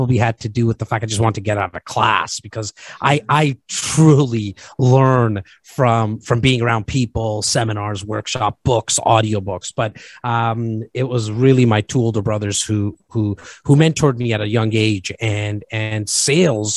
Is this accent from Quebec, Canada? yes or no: no; Toronto, Ontario, Canada; born and raised in Rexdale, which is just on the northern part of Toronto.